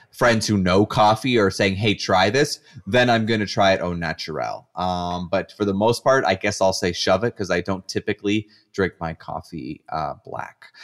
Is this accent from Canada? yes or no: yes; Canada; I'm a Canadian